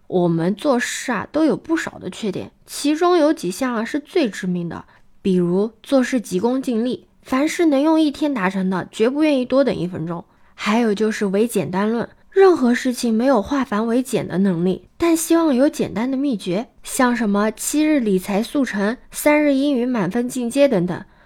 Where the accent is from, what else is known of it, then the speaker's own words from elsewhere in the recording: China; 因为我们中国人相比较而言已经是一个很努力、很勤奋的民族了